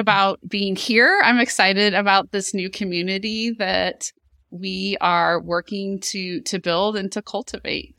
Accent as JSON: {"language": "English", "town": "Chesterfield", "region": "Missouri", "country": "United States", "tie": "born or raised there", "said": "a Town I Grew Up In in Chesterfield, Missouri"}